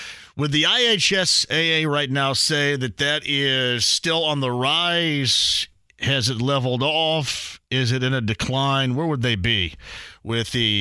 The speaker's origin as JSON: {"language": "English", "area": "Greene County", "region": "Indiana", "country": "United States", "tie": "born or raised there", "said": "growing up in Greene County"}